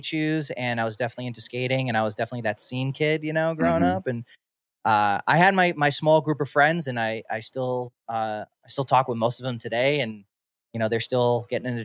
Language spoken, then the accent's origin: English; Suffolk County, Long Island, New York, United States; moved away as an adult; now in West Coast, United States; growing up in Suffolk County, I grew up in a pretty conservative white neighborhood